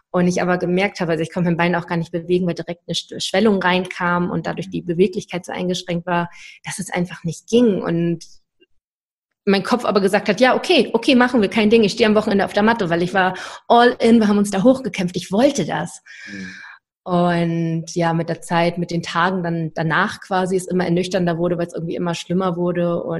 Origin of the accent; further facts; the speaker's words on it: Schleswig-Holstein, Germany; dass überhaupt ein Verein aus Schleswig-Holstein, wo ich herkomme, ähm, bei den deutschen Meisterschaften sich platziert hat.